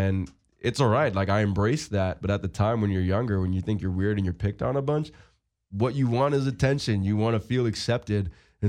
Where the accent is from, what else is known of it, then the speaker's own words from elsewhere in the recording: Seaford, New York, United States; also born or lived in Syosset, New York / West Hempstead, New York; But I grew up in Seaford.